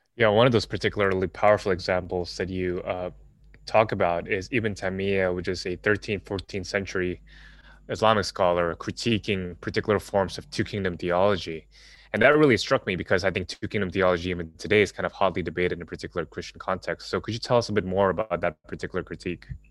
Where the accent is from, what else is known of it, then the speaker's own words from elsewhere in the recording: Jakarta, Indonesia; moved away; also born or lived in United States; growing up in Jakarta, Indonesia